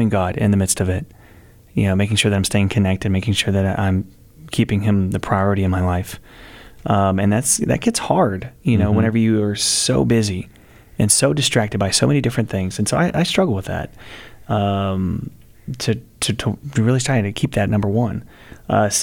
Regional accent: Texas, United States; I'm from Texas

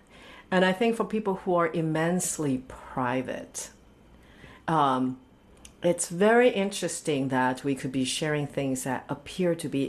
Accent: California, United States; I'm from California

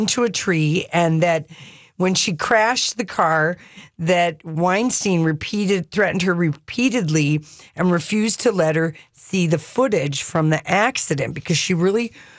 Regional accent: New York, United States; Right. I'm a New Yorker.

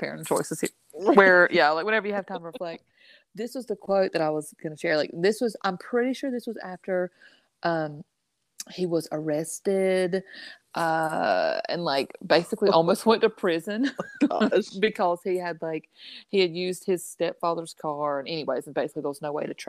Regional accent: the South, United States; born and raised in the South

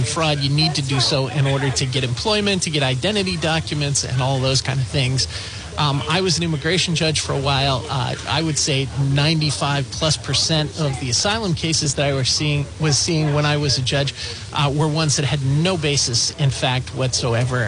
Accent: Lynn, Massachusetts, United States; I grew up in Lynn, Massachusetts, about 45 minutes away from Providence

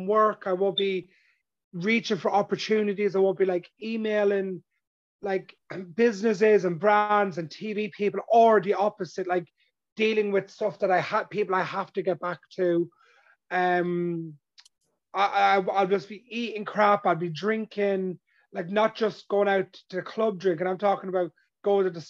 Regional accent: Ireland; where I grew up in my hometown and my community, and I grew up in an Irish traveler, gypsy background

